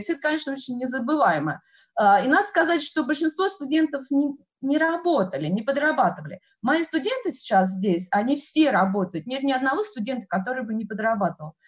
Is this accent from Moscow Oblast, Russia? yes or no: yes; Vesennyaya station, near Serpukhov, Moscow Oblast, Russia; moved away as an adult; also born or lived in Podolsk, Russia; now in United States; Я родилась в Подольске, потом росла, в 6 лет мы переехали, я росла в очень маленьком поселке городского типа, станция «Весенняя» по Курской дороге в направлении Серпухова